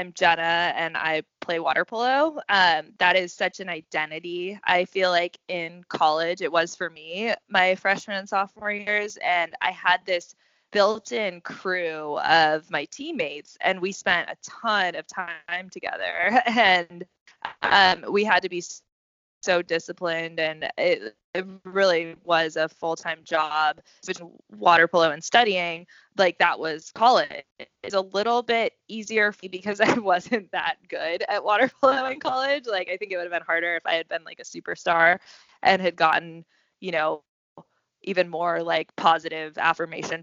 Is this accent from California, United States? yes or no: yes; Northern California, United States; moved away as an adult; now in New York, United States; I grew up in Northern California